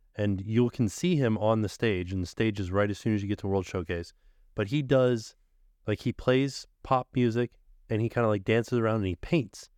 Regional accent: Florida, United States; I am from Florida

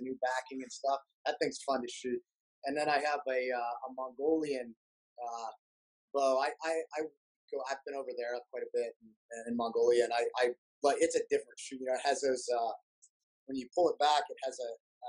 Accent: Brookville, Pennsylvania, United States; also born or lived in Clearfield, Pennsylvania; now in Pittsburgh, United States; We kind of bounced around all over those towns. I went to high school in Brookville

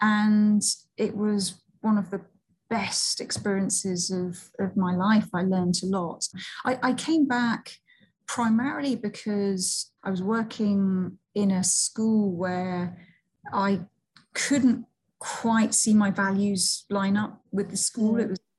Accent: Seville, Andalusia, Spain; born there; So I was born in Seville. My mum was Spanish, my dad is Scottish, and that was amazing, just being brought up with two different cultures.

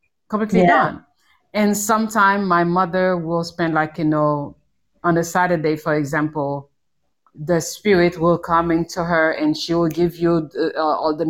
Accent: Haiti; moved away as an adult; also born or lived in New York; I was born in Haiti. The island, and in the Caribbean. So I grew up there

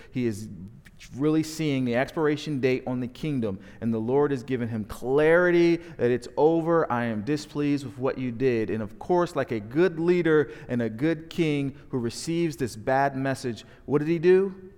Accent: New Jersey, United States; moved away as an adult; also born or lived in Dallas, Texas; now in Roanoke, United States; We are born and raised in South Jersey

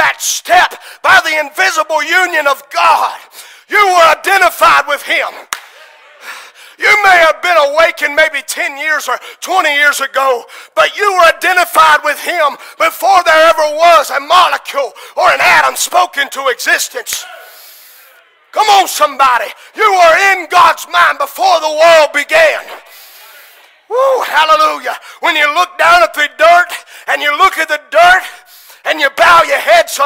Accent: United States; As American citizens, we stand here and we're identified on every level as an American

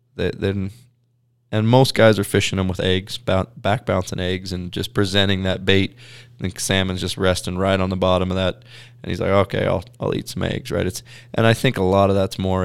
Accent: Pacific Northwest, United States; growing up in the Pacific Northwest

